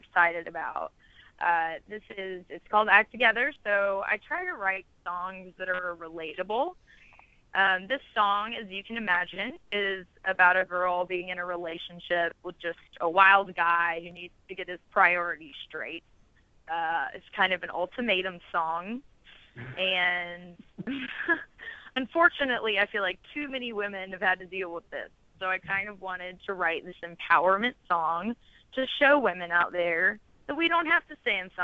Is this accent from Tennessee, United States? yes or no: yes; Chattanooga, Tennessee, United States; also born or lived in Texas; now in Nashville, United States; I am from Chattanooga, Tennessee, originally